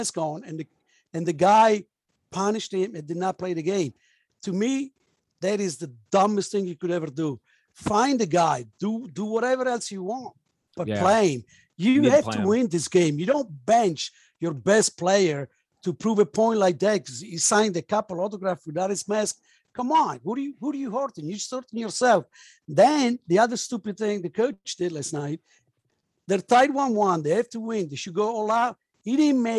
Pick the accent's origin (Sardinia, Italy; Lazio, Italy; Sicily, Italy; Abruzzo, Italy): Abruzzo, Italy; Pescara; moved away; I grew up in Pescara